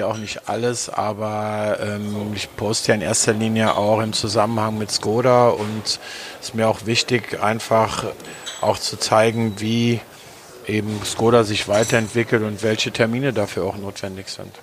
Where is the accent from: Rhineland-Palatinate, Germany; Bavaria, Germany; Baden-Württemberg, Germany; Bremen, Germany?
Rhineland-Palatinate, Germany; Trier; moved away; in meiner Heimatstadt Trier